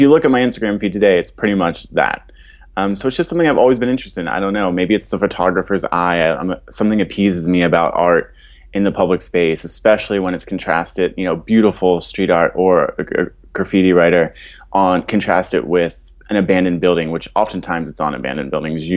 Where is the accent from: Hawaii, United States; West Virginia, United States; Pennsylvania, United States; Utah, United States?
Pennsylvania, United States; Philadelphia; I was born and raised in Fishtown, so been in Philadelphia my whole life